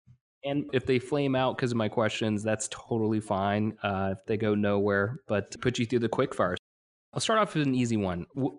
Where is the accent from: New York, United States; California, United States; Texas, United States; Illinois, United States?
New York, United States; also born or lived in Washington, D.C.; I grew up in New York, but then also found myself in D.C. for about 4 years